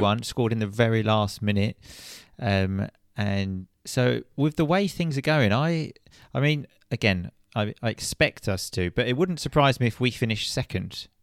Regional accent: England, United Kingdom; we're English

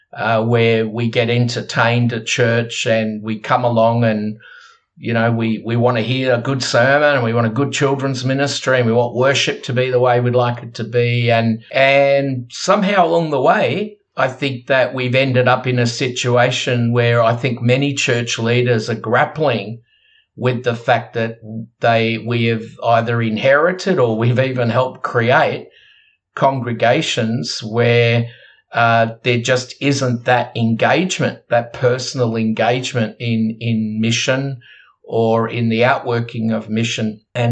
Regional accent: Australia; We're Australian, but we actually are part of a global movement

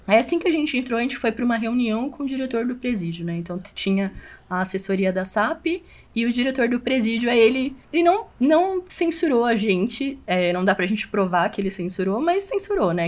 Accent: São Paulo, Brazil; A gente é daqui da capital de São Paulo

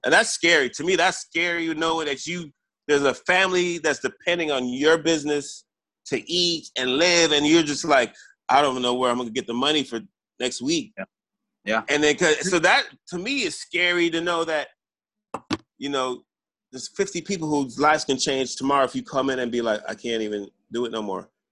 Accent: Jamaica; I'm Jamaican. We we're we're a third world country

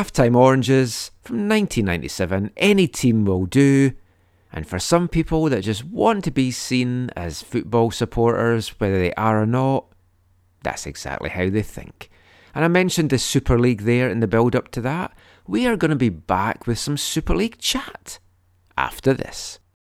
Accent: Scotland, United Kingdom; now in Canada; when I was growing up in Scotland in the seventies

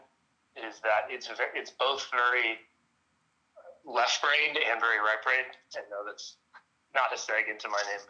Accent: Dallas, Texas, United States; I'm from Dallas, Texas. Pretty much been here my whole life

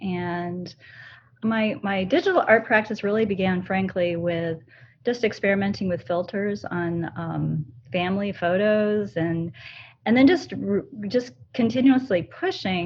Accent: Toledo, Ohio, United States; I'm from the Rust Belt in Toledo, Ohio

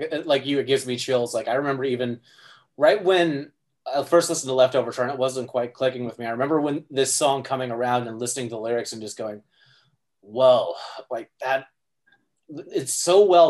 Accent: Midwest, United States; I grew up in the Midwest, like, not far from, like, Indian reservations.

